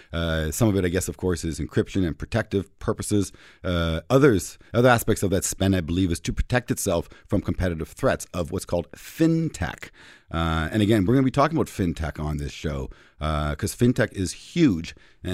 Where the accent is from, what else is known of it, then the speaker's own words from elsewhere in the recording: Canada; We are Canadian boys